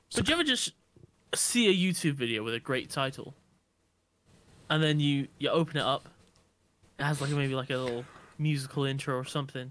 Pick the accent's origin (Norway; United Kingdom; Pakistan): United Kingdom; Nottingham, East Midlands; was born in, uh, Nottingham